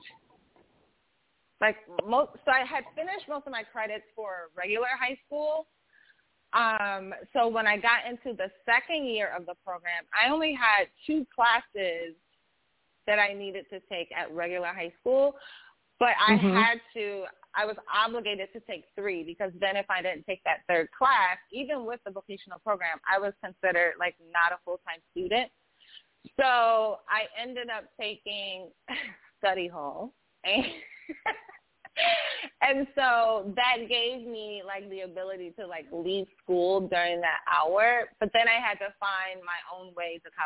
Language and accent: English; Michigan, United States; moved away as an adult; also born or lived in North Carolina; I'm from Michigan, and I had to go to North Carolina to the school